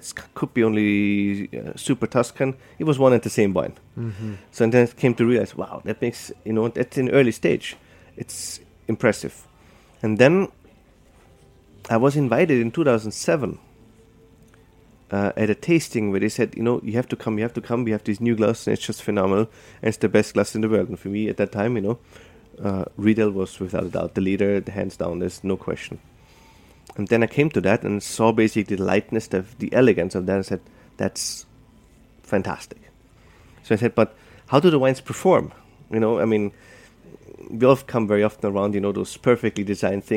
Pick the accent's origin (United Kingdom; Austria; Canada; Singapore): Austria; moved away as an adult; now in New York, United States; Growing up in Austria as a sommelier